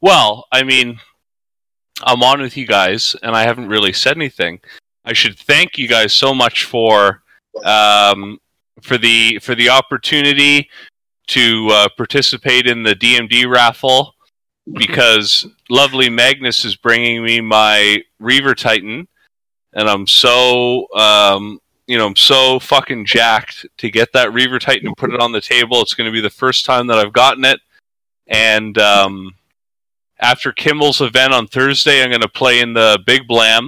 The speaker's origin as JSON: {"language": "English", "country": "Canada", "said": "I, as a Canadian"}